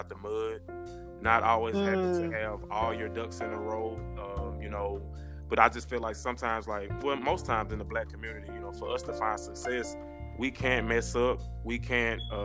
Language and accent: English; Jackson, Mississippi, United States; moved away as an adult; now in Memphis, United States; I'm originally from Jackson, Mississippi